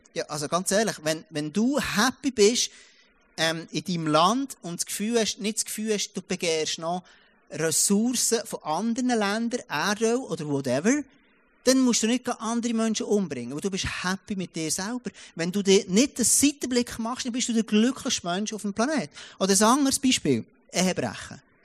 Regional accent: Switzerland; moved away; ich komme aus dem Jura. Und dort hat jeder mindestens eins oder zwei Autos, wo du hast ja gar keine ÖVs an dem Ort, wo ich aufwachsen bin

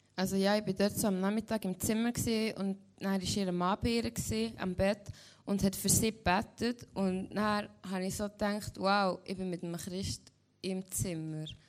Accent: Lengnau, Switzerland; also born or lived in Caribbean; ich komme von Lengnau, ich bin 16 und gehe jetzt 10. Schuljahr.

